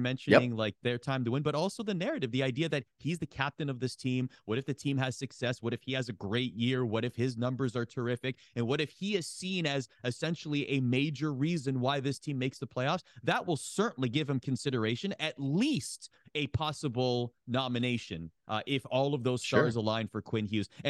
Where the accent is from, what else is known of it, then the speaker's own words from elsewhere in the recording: Oakville, Ontario, Canada; my hometown, Oakville, Ontario